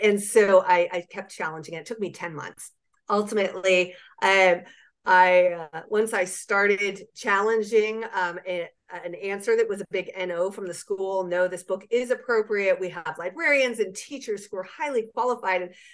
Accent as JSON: {"language": "English", "region": "Southeast", "country": "United States", "said": "I'm from the Southeast"}